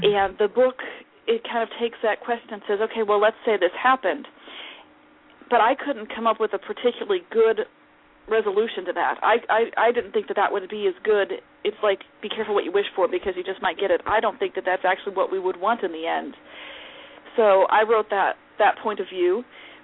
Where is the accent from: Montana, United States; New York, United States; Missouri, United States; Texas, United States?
Missouri, United States; St. Louis; moved away as an adult; now in Olathe, United States; I was born in St. Louis